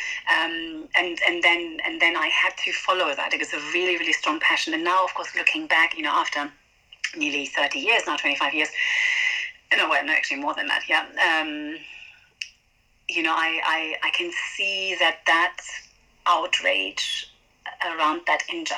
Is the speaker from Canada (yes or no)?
no; Venezuela; moved away as an adult; now in United Kingdom; So I grew up in Venezuela, and then I came to the UK to study.